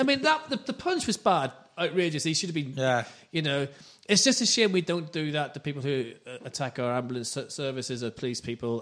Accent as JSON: {"language": "English", "region": "Northern Ireland", "country": "United Kingdom", "said": "I'm from Northern Ireland"}